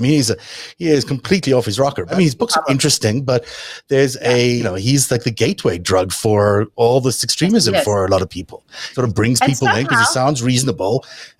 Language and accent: English; South Africa; now in United States; growing up in South Africa